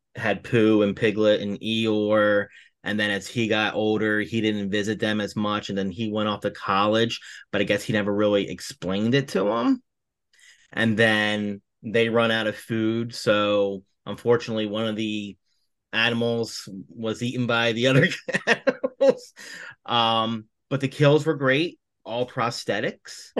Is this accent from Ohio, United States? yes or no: no; Atlantic City, New Jersey, United States; I'm originally from the Atlantic City area